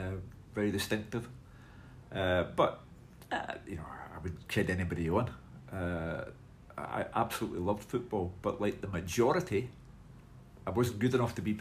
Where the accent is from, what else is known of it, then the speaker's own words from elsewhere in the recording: Glasgow, Scotland, United Kingdom; I was brought up in Partick, which is, you know, the heart and soul of Glasgow for me.